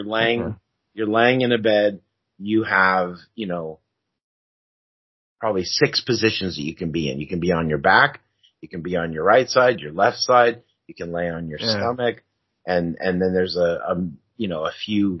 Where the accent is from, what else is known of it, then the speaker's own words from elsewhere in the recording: California, United States; I'm also from California